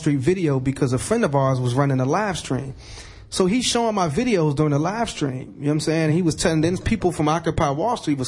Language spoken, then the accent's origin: English; Chicago, Illinois, United States; now in Pittsburgh, United States; I'm originally from Southside Chicago